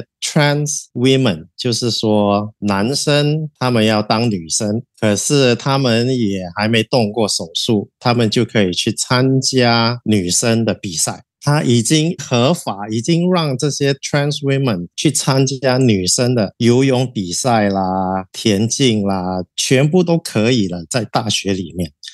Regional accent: Singapore; 我也是在这边长大的，东南亚都是有变性人的，从小到大也有接触过几个，我们就很平等的对待你。

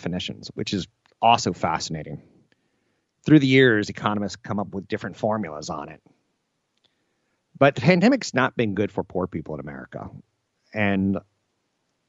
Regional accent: United States; I was born Caucasian on a coast in the United States with an expectation to go to college

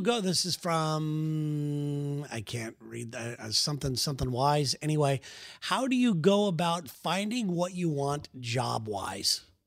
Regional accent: West Coast, United States; we're from the West Coast

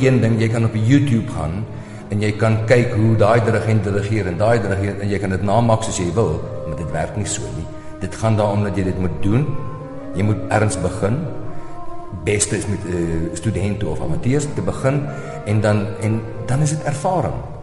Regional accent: South Africa; moved away as an adult; ek is nog 'n Suid-Afrikaner

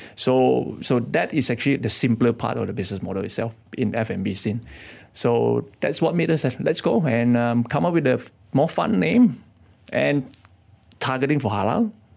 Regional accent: Kedah, Malaysia; moved away as an adult; now in Kuala Lumpur, Malaysia; I come from Kedah

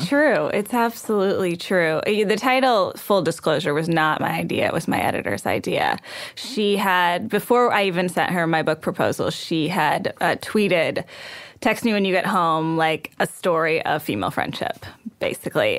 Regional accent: Texas, United States; I was raised in Texas

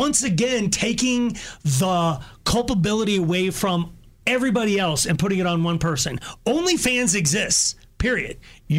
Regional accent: United States; Like, I'm a proud Ford man. I'm an American. My dad worked in Detroit.

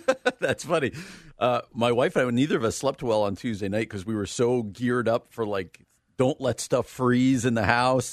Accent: New Jersey, United States; now in Illinois, United States; the state that I currently live in and the state I grew up in. Illinois and New Jersey

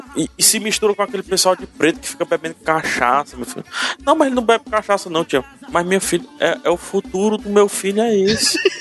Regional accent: Fortaleza, Ceará, Brazil; aqui em Fortaleza, eu, go eu gosto da minha cidade natal. Eu vivi a minha cidade natal

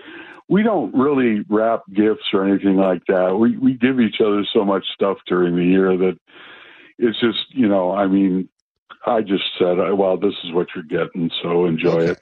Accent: Minnesota, United States; now in Washington, United States; I'm from Minnesota.

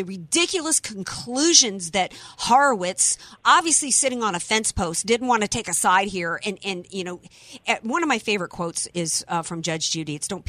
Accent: New Orleans, Louisiana, United States; I'm from New Orleans.

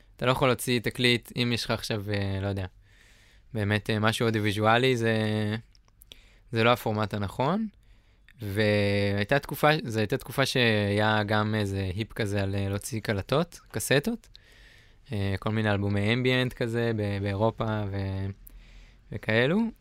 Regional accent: Northern Israel, Israel; moved away; אני מהצפון במקור

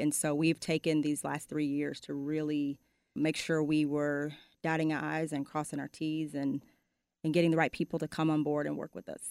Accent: Arlington, Texas, United States; also born or lived in Fort Worth, Texas; I was born and raised there, and moved to Arlington by the fourth grade

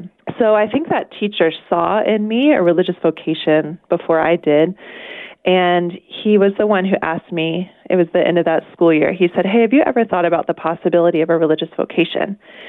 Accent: Charleston, South Carolina, United States; now in Avondale, United States; I grew up in Charleston, South Carolina, and I was born to a loving Catholic family. I was raised in the faith, and my parents gave me the opportunity to attend Catholic school.

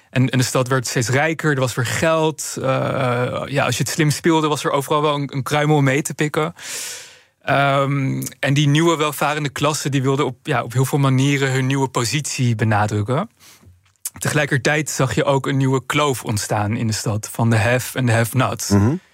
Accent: Amsterdam, North Holland, Netherlands; Kijk, ik, ik ben zelf opgegroeid in Amsterdam.

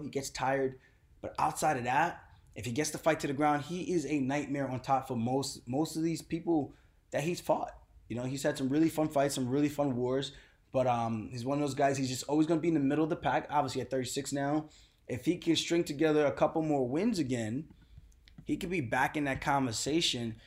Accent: New York, United States; I'm coming from New York

